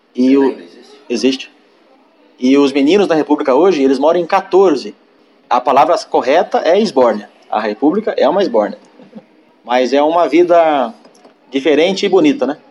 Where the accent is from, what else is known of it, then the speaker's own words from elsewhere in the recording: São Paulo, Brazil; sou natural de São Paulo